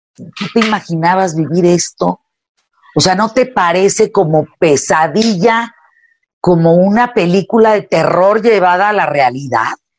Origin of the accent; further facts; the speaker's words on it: Parral, Chihuahua, Mexico; Y yo nací en Parral, Chihuahua